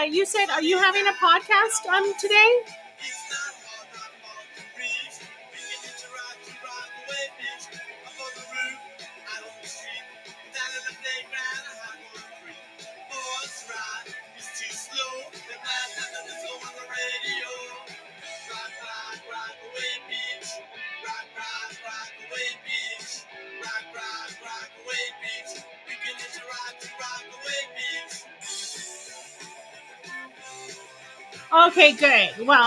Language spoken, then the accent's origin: English; California, United States; I tried to be a surfer girl growing up in California